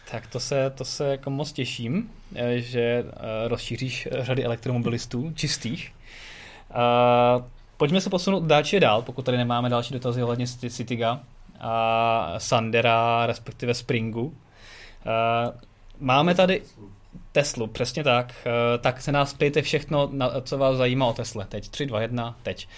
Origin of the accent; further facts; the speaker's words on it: Czechia